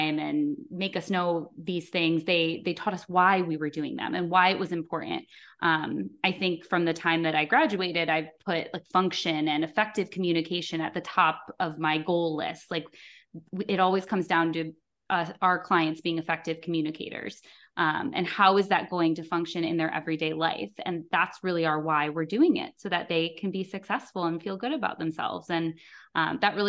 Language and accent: English; Toledo, Ohio, United States; I grew up in Toledo